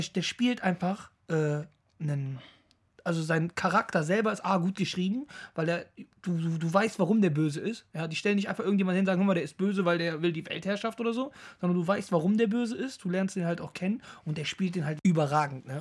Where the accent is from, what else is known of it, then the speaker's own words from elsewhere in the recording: Düsseldorf, North Rhine-Westphalia, Germany; Ich komme aus Düsseldorf.